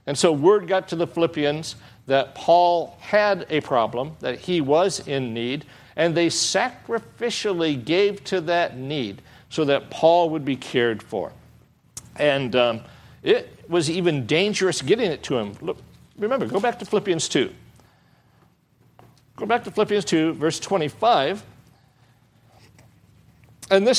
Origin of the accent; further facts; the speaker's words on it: Michigan, United States; now in Southern California, United States; I come from Michigan